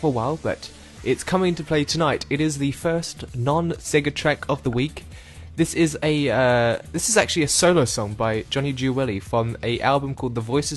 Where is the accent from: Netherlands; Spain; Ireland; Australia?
Australia; Perth, Western Australia; I'm from Perth